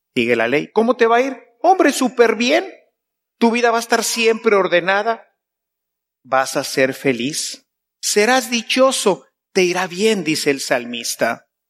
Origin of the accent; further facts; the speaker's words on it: Mexico; yo vengo de México